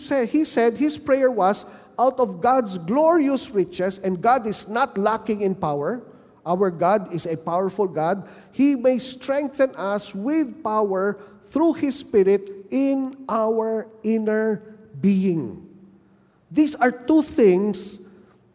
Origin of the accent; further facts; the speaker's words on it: Manila, Metro Manila, Philippines; moved away as an adult; now in Bacolod City, Philippines; I was from Manila